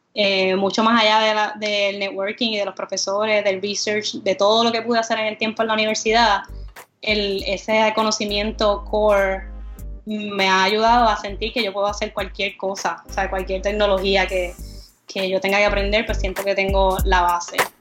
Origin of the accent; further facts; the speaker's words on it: Comerío, Puerto Rico; also born or lived in Río Piedras; crecí en, en Comerío